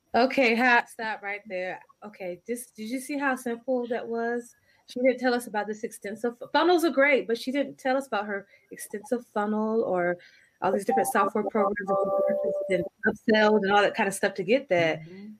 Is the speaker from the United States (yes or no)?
yes; New York, United States; I'm from New York